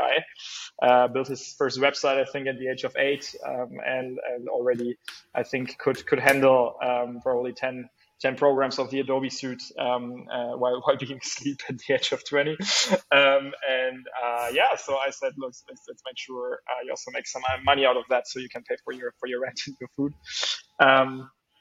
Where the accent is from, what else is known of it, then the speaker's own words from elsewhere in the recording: Bremen, Germany; my home state of Bremen